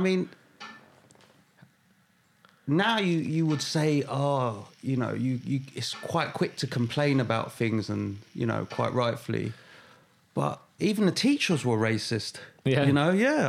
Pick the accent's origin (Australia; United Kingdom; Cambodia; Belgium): United Kingdom; London; So originally West London.